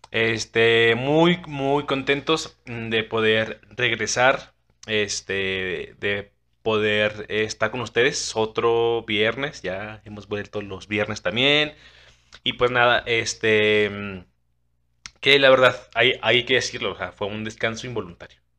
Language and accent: Spanish; Chile; pero también como chilena también nos cuestionamos y, eso también ayuda a que se reafirme lo que tú crees verdaderamente, ¿no?